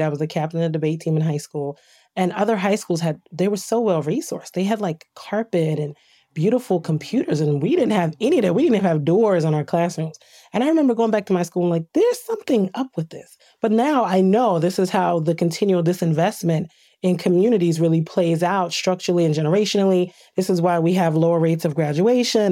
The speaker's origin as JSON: {"language": "English", "town": "Trenton", "region": "New Jersey", "country": "United States", "tie": "born or raised there", "said": "I grew up in Trent, New Jersey"}